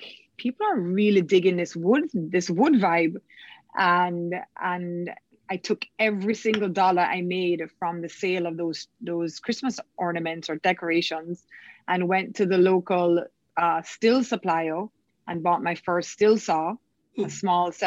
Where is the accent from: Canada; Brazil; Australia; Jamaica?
Jamaica; Kingston; I am from Kingston, Jamaica